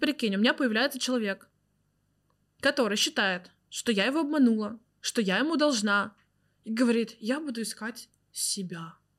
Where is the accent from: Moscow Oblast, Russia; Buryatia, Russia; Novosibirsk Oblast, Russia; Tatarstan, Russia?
Tatarstan, Russia; Zelenodolsk; moved away; в моем родном городе. Я родилась в городе Зеленодольск, Республика Татарстан.